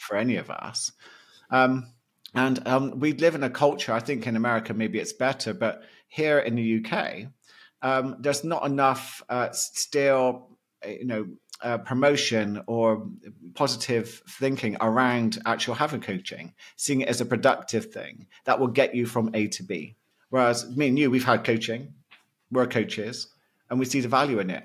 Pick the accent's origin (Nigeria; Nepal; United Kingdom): United Kingdom; being a Brit